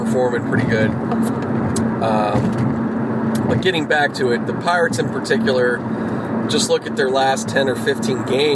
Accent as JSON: {"language": "English", "town": "Pittsburgh", "region": "Pennsylvania", "country": "United States", "tie": "born or raised there", "moved": "yes", "lives_now": "Los Angeles, United States", "said": "I grew up out in Pittsburgh. That's my hometown"}